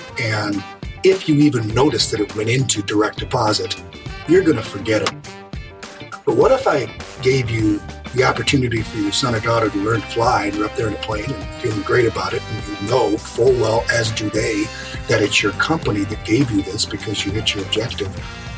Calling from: Michigan, United States; I'm about 50 miles northwest of Detroit in Michigan. Snowy winter wonderland in Michigan right now.

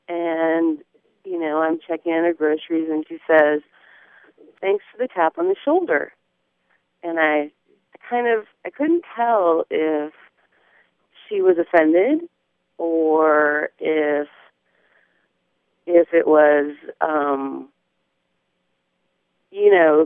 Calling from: Eureka, California, United States; I'm calling from Eureka in the real Northern California.

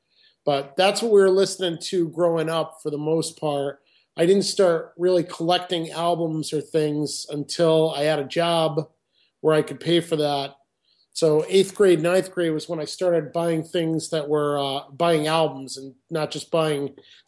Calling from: Saratoga Springs, New York, United States; Saratoga Springs, New York.

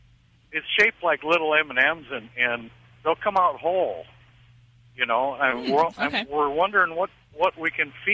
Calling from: South Dakota, United States; Well, I'm from South Dakota.

